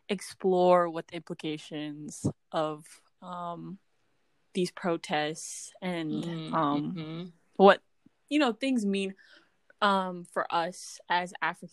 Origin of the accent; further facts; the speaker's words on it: United States; we're two first-gen Ethiopians living in America.